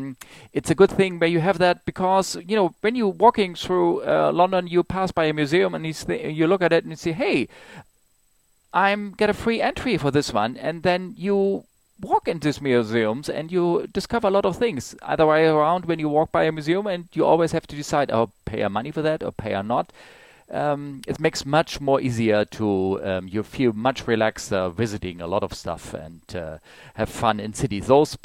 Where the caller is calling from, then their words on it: Germany; from Germany calling